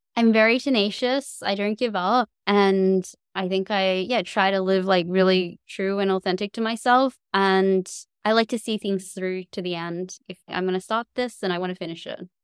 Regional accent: Cairns, Queensland, Australia; I grew up in Cairns in far north Queensland

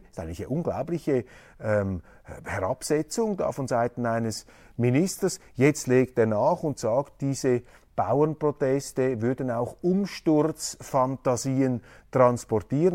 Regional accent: Switzerland; als Schweizer

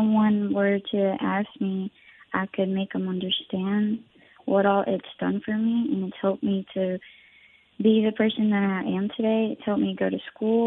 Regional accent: Forest, Mississippi, United States; also born or lived in Puebla, Mexico / Texas; we moved to Forest, Mississippi when I was only 2 years old. And that's where my mom started working, and we've just lived in Forest for the rest of our lives.

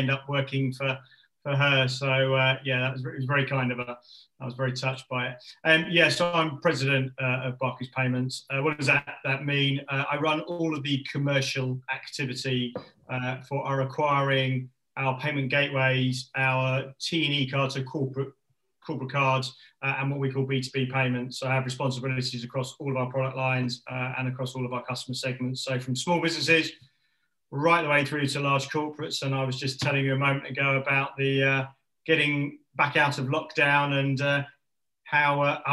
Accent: London, United Kingdom; also born or lived in Watford area; I was born and bred in Northwest London, started life in sort of Ruislip area, and then moved over towards the Watford area.

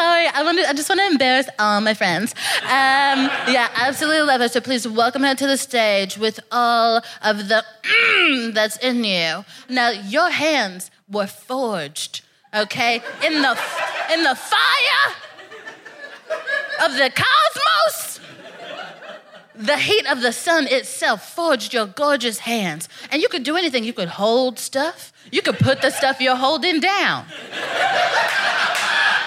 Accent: Texas, United States; moved away as an adult; now in London, United Kingdom; We grew up in Texas.

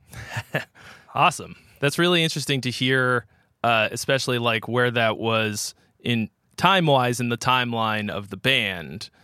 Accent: Boston area, Massachusetts, United States; we're both from the Boston area.

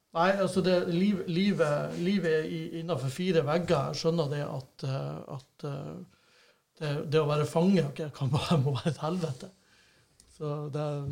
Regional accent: Bodø, Nordland, Norway; vi har to G35-kompisene vi vokste opp med i Bodø

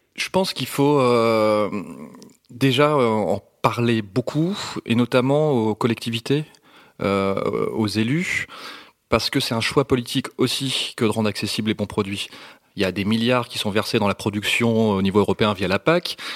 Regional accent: north of France, France; je viens du nord de la France

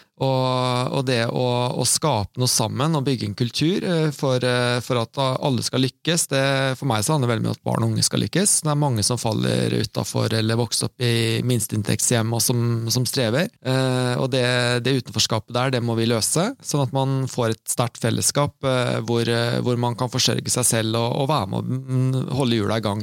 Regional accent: Sarpsborg, Østfold, Norway; siden jeg er sarping

